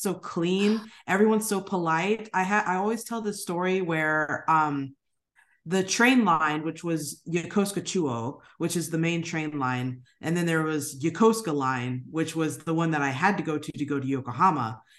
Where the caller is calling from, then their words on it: San Diego, California, United States; also born or lived in Japan; I am personally calling from San Diego, California. We've been here for about 3 years now. My husband is a lieutenant commander in the United States Navy, so we move a lot with the military.